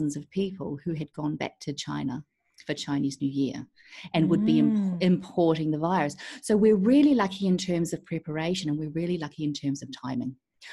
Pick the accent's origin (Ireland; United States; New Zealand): New Zealand; moved away as an adult; also born or lived in Kuala Lumpur, Malaysia / Sydney, Australia; now in Singapore; I'm a Kiwi, so New Zealand born and bred. Left New Zealand about 18 years ago.